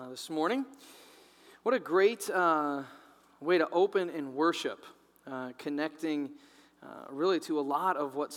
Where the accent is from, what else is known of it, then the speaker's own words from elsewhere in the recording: Midwest, United States; I grew up in the Midwest, and I grew up in a Christian home.